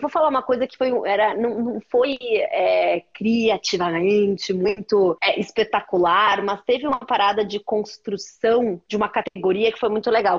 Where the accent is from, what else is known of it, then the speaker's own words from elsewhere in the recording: Porto Alegre, Rio Grande do Sul, Brazil; eu sou de Porto Alegre